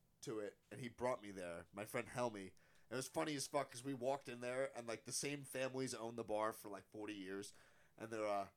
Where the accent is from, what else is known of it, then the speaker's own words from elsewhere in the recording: Frenchtown, New Jersey, United States; I grew up 20 minutes from here